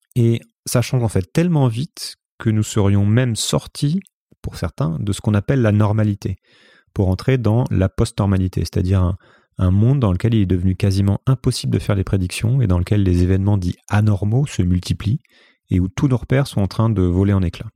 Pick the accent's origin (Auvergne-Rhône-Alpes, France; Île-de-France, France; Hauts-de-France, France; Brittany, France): Île-de-France, France; Paris region; moved away as an adult; also born or lived in Brazil / Hong Kong; now in Lisbon, Portugal; J'ai grandi en région parisienne